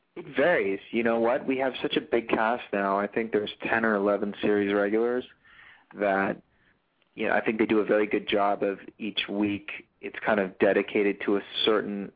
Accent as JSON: {"language": "English", "town": "Los Angeles", "region": "California", "country": "United States", "tie": "born or raised there", "also_born_or_lived": "Newport Beach, California / Charleston, South Carolina", "said": "I'm born and raised in Los Angeles, California"}